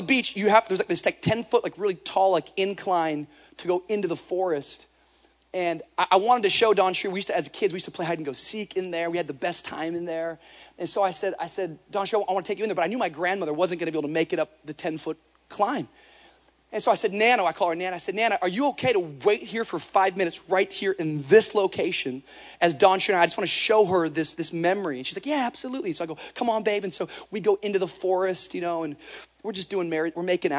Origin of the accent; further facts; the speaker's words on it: Washington, United States; moved away; Washington. That's where I grew up, state of Washington.